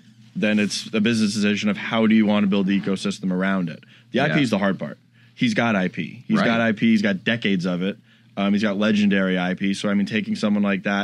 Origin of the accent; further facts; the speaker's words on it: Florida, United States; I'm from Florida